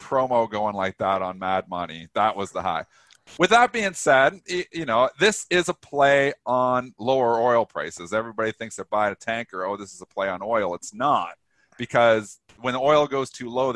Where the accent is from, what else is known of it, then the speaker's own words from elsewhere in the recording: Canada; I am Canadian.